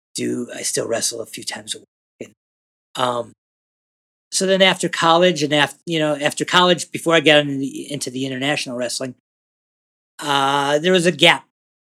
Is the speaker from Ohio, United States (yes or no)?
yes; Cleveland, Ohio, United States; moved away as an adult; also born or lived in Boulder, Colorado; I was born and grew up in Cleveland, Ohio, and moved to Boulder, Colorado when I was 22, 23, something like